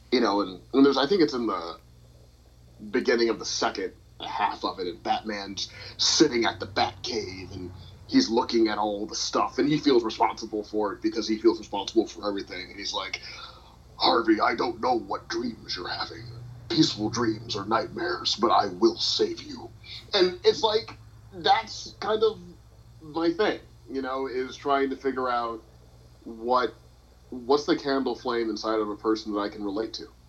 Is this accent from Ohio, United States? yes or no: no; St. Louis, Missouri, United States; I'm from St. Louis